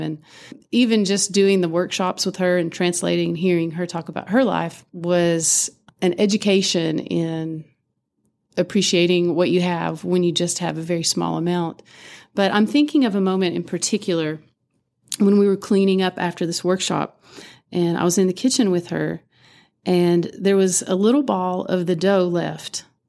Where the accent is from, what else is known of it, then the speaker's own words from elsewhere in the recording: Appalachia, United States; growing up in Appalachia